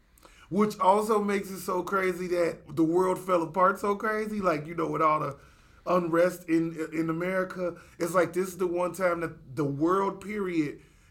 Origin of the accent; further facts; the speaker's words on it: Chicago, Illinois, United States; two rude boys from Chicago